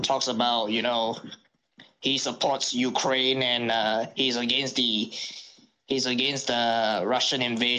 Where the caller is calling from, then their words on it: Singapore; Good morning. I'm from Singapore, and I call halfway around the world.